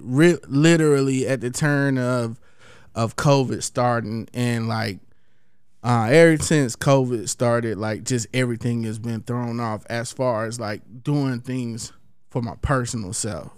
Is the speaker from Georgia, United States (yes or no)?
yes; Columbus, Georgia, United States; my hometown, Columbus, Georgia